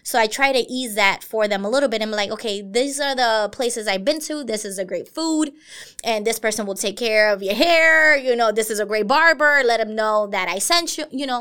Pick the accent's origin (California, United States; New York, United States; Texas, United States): New York, United States; New York City; I grew up in Brooklyn